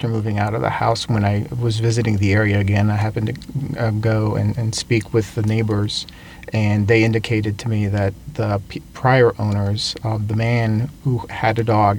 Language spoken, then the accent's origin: English; Montreal, Quebec, Canada; first language French; English is a second language; I'm originally from Montreal, Canada.